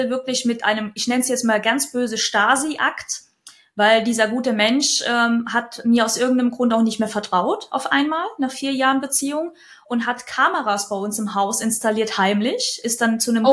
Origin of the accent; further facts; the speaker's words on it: Kyiv, Ukraine; now in Lower Franconia, Germany; geboren bin ich gebürtig in Kiew ist aber schon sehr, sehr lang her und wohne auch schon unglaublich viele Jahre in Deutschland